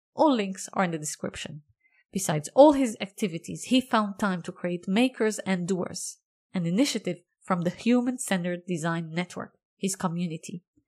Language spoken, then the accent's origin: English; Lebanon; I'm, I'm from Lebanon